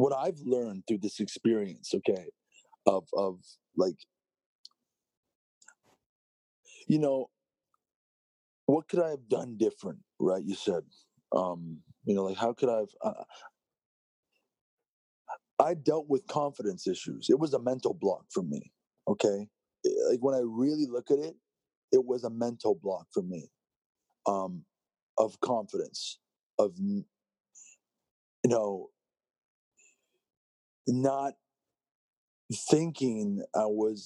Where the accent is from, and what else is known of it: Toronto, Ontario, Canada; born or raised there